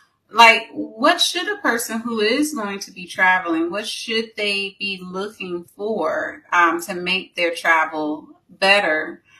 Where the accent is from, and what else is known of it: Tampa, Florida, United States; born or raised there